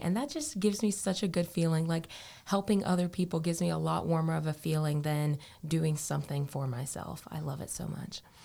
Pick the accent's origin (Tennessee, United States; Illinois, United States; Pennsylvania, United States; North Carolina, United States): North Carolina, United States; Morehead City; I am from Moorhead City, North Carolina. So I have been a beach girl all of my life.